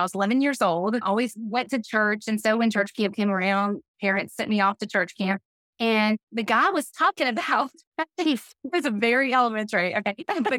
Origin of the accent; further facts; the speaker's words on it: Houston, Texas, United States; I grew up in Houston, went to First Baptist Church of Houston School from 6th grade to 12th grade and just loved it. Loved living there in Houston